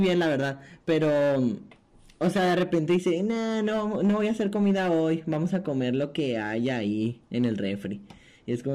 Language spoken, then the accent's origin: Spanish; Delicias, Chihuahua, Mexico